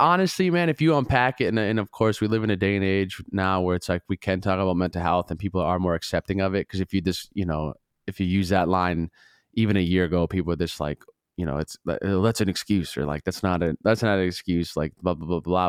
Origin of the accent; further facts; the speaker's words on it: Duluth, Minnesota, United States; I'm from Minnesota